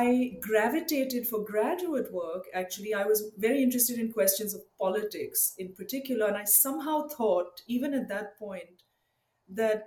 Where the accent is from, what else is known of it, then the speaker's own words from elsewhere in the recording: Mumbai, Maharashtra, India; also born or lived in Chennai / Hyderabad; now in United States; I grew up actually in India and I spent a lot of my adolescence in Mumbai.